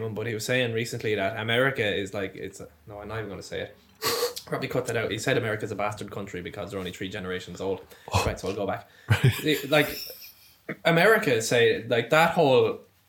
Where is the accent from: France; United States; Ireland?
Ireland; I love Ireland. I love being Irish.